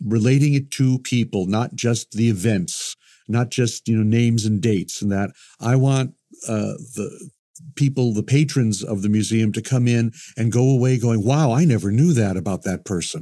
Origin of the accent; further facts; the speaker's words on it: Chicago, Illinois, United States; moved away; I grew up in Chicago, which is a great museum town